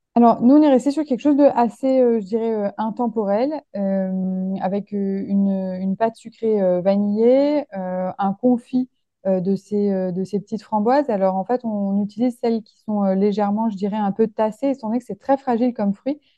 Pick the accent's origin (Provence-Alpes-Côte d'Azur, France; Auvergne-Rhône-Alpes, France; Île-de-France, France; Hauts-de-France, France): Auvergne-Rhône-Alpes, France; Lyon; je suis originaire de Lyon